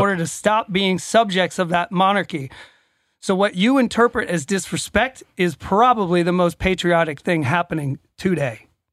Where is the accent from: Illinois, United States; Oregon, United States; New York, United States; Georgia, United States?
Georgia, United States; Atlanta; I'm from Atlanta, Georgia